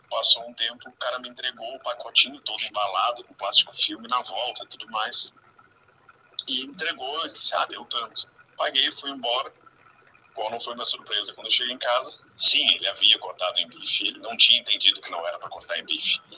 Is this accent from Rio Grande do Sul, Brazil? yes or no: yes; Rio Grande do Sul, Brazil; moved away; also born or lived in São José dos Campos; Uh, eu saí do Rio Grande do Sul muitos anos atrás e fui morar em São José dos Campos, em São Paulo.